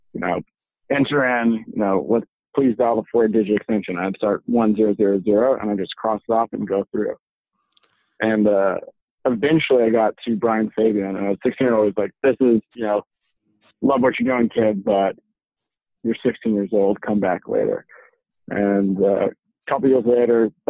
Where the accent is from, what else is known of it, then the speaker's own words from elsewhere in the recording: Berkeley, California, United States; I grew up in Berkeley, California